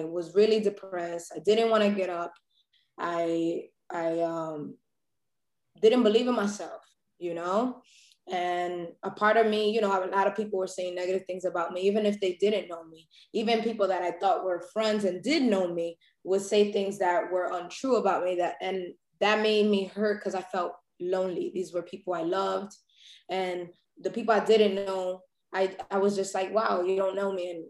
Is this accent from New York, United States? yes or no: yes; New York City, New York, United States; also born or lived in Brooklyn; I was born and raised in Harlem